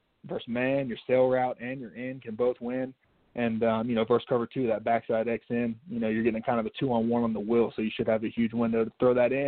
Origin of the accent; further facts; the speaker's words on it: Chattanooga, Tennessee, United States; being born and raised in Chattanooga, Tennessee, you know, going home and playing in my hometown